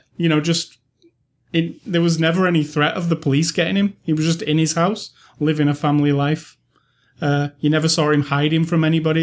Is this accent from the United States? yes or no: no; United Kingdom; As a British person who, I have never really had a Scottish friend or lived in Scotland